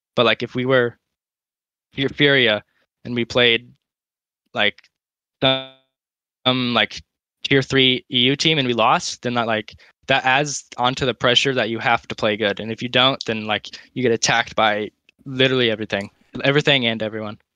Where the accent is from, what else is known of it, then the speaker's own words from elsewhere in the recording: United States; As an American